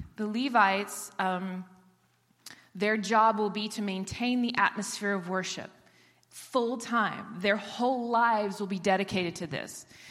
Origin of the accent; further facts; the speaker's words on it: Israel; I was born and raised in Israel